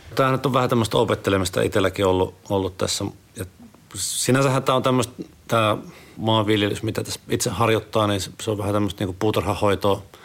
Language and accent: Finnish; Sonkajärvi, North Savo, Finland; moved away; mä oon kotoisin siis Sonkerven kunnasta Sukevan kylältä.